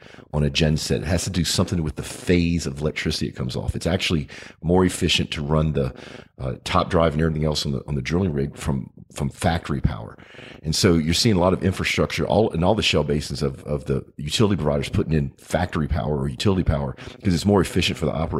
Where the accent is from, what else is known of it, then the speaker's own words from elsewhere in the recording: United States; when I think about it as an American, longer term wise, how cool would it be to have our steel industry come back?